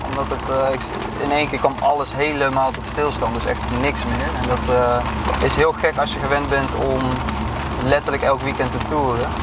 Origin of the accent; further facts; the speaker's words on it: Drunen, North Brabant, Netherlands; Ik kom uit Drunen, een dorp in Brabant